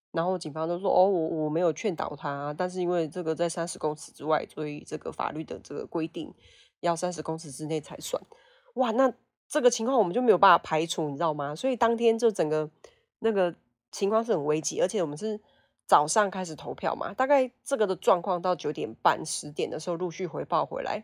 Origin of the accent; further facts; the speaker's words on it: Fengshan, Kaohsiung, Taiwan; 是凤山土生土长的凤山人